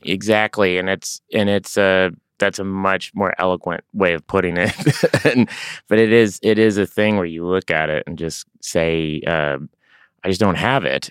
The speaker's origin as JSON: {"language": "English", "town": "Tulsa", "region": "Oklahoma", "country": "United States", "tie": "born or raised there", "moved": "as an adult", "lives_now": "Los Angeles, United States", "said": "I grew up in Tulsa, Oklahoma"}